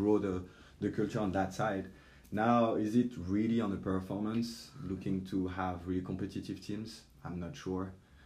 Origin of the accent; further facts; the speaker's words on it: Paris, Île-de-France, France; moved away; also born or lived in French Alps; I grew up in Paris, and then I had the chance to move around the French Alps